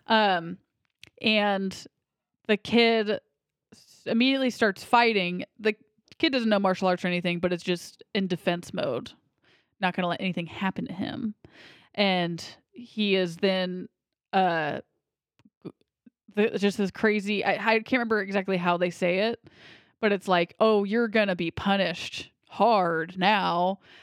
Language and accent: English; United States; I'm American